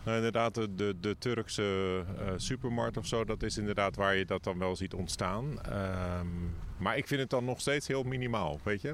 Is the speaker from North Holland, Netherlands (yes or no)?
no; Rotterdam, South Holland, Netherlands; also born or lived in The Hague; now in Hoorn, Netherlands; ik ben zelf Rotterdammer, dus ik heb eigenlijk altijd in een grote stad gewoond, daarna in Den Haag